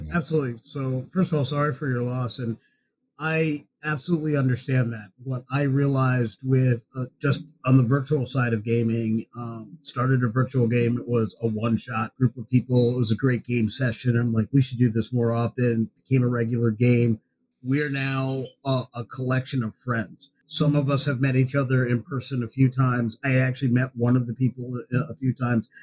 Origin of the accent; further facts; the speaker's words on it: United States; accent: American